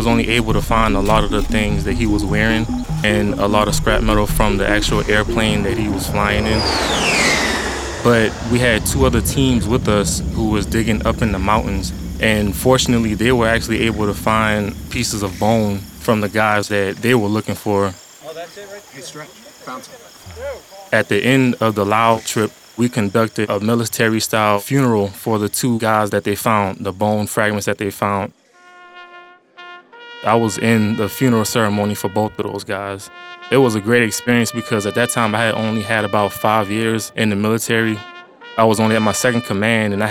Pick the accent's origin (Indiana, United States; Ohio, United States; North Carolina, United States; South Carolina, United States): South Carolina, United States; Georgetown; I'm from Georgetown, South Carolina